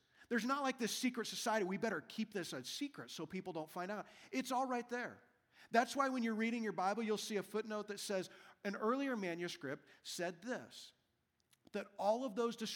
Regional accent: Wichita, Kansas, United States; My birth certificate that says that I was born in Wichita, Kansas.

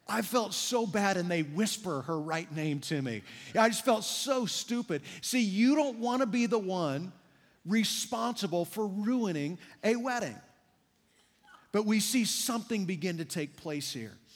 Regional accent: Kansas, United States; I grew up in Kansas

